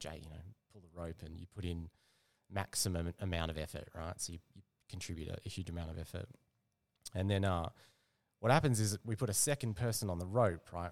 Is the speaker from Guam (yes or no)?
no; Perth, Western Australia, Australia; moved away as an adult; now in Melbourne, Australia; I'm actually from Perth. So, yeah, moved out about ten, ten years ago.